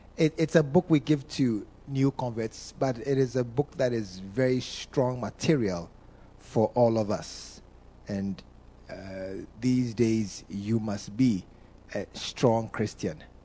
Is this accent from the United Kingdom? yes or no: no; Ghana; I'm a Ghanaian. All Ghanaians, we know football.